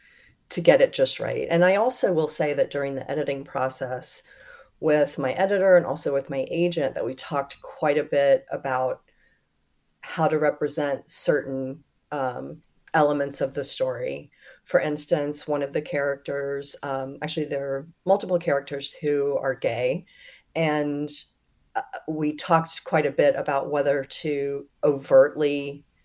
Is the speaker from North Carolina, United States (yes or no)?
yes; North Carolina, United States; my home state